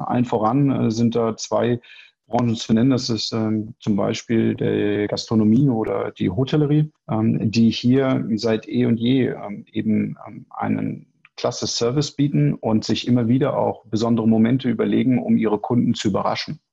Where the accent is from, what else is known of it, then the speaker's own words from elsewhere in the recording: Hanover, Lower Saxony, Germany; also born or lived in Rhine-Neckar Metropolitan Region; now in Sandhausen, Germany; geboren in Hannover, wohnhaft in der schönen Metropolregion Rhein-Neckar